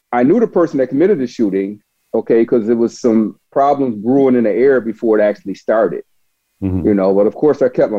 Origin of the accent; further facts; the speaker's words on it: Buffalo, New York, United States; now in Augusta, Georgia, United States; I grew up in Buffalo, New York